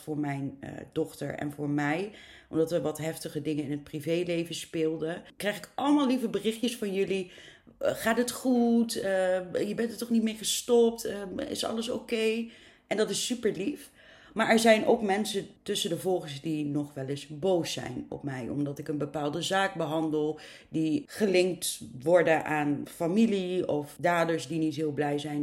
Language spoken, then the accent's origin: Dutch; near Arnhem, Gelderland, Netherlands; Het klopt dat ik uit het oosten van het land kom, in de buurt van Arnhem.